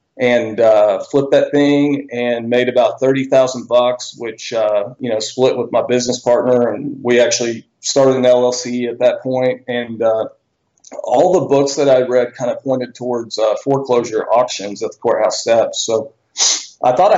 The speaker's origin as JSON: {"language": "English", "town": "Bentonville", "region": "Arkansas", "country": "United States", "tie": "born or raised there", "said": "I'm from Bentonville, Arkansas. I was born and raised here originally."}